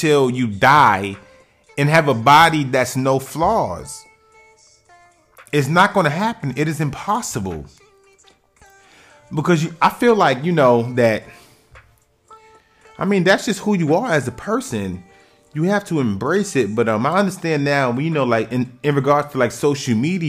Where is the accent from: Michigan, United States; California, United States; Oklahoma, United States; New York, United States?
New York, United States; New York City; I'm from New York City, so I might talk about things that happen in, like, my city, which is the Bronx